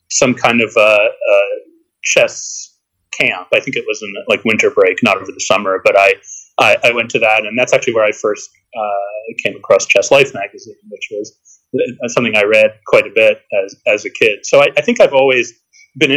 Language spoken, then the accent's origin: English; Boston, Massachusetts, United States; I grew up in the Boston area